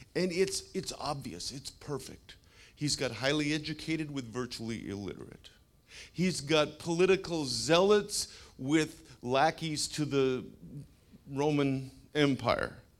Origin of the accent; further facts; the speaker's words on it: Canada; now in United States; I'm a Canadian.